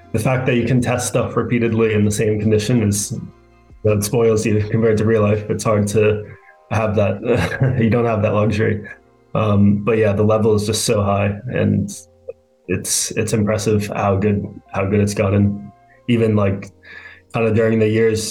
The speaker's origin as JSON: {"language": "English", "town": "New York City", "region": "New York", "country": "United States", "tie": "born or raised there", "said": "I grew up in Manhattan in New York City"}